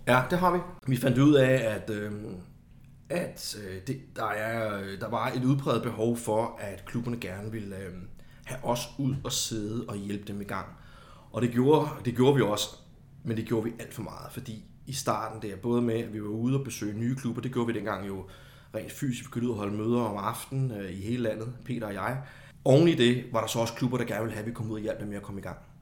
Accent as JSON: {"language": "Danish", "town": "Copenhagen", "region": "Capital Region of Denmark", "country": "Denmark", "moved": "as an adult", "lives_now": "Kolding, Denmark", "said": "så er jeg jo oprindeligt fra København"}